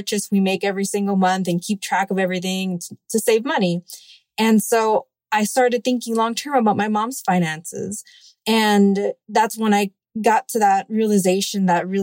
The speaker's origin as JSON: {"language": "English", "town": "Miami", "region": "Florida", "country": "United States", "tie": "born or raised there", "also_born_or_lived": "Cuba", "said": "I was born in Cuba and immigrated at an early age to the United States, and I have lived in most of my life in Miami."}